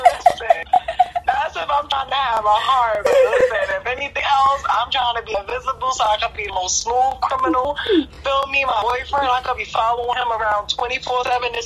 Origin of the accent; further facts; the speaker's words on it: New York, United States; moved away as an adult; now in Jersey City, United States; Born and raised in New York, but I live in Jersey City now